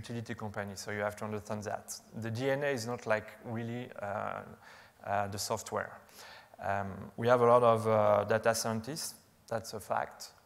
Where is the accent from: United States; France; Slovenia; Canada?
France; accent: French; English is a second language; You can recognize my French accent